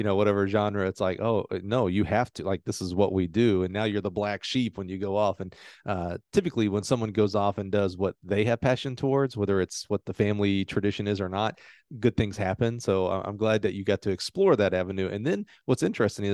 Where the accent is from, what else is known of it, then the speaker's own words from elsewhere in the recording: Alabama, United States; I grew up in Alabama